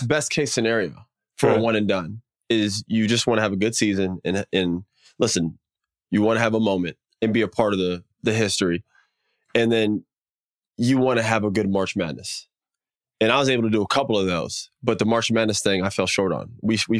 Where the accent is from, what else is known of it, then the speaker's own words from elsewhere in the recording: Florida, United States; moved away as an adult; also born or lived in North Carolina / New Orleans / Los Angeles / Denver; I grew up in Florida. And then before that, I was in Denver.